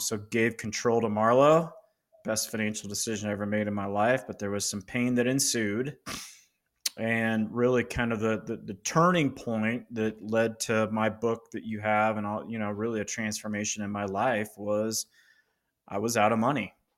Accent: Loveland, Colorado, United States; I'm in Colorado. I grew up in Loveland, Colorado State, university grad

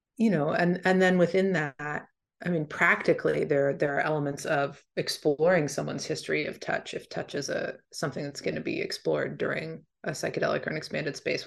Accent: D.C., East Coast, United States; I grew up on the East Coast, right outside D C

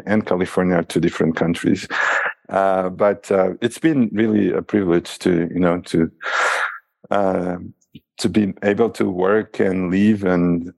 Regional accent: Lisbon, Portugal; moved away as an adult; also born or lived in Macau; now in United States; my hometown, Lisbon

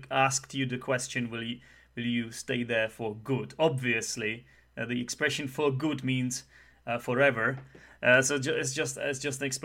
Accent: United Kingdom; as a Brit, I, let me let me try to um, pin it down now.

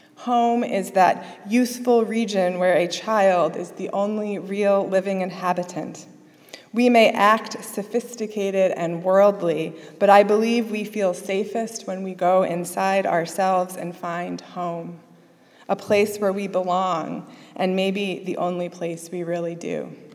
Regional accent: Springfield, Massachusetts, United States; I grew up in Springfield, Massachusetts, before moving to a small rural farming town just south on the Connecticut border

